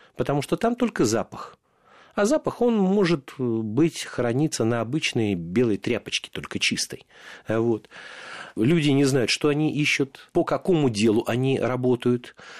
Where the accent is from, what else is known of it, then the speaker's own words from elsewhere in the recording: Moscow, Russia; я родился и вырос в Марина Роще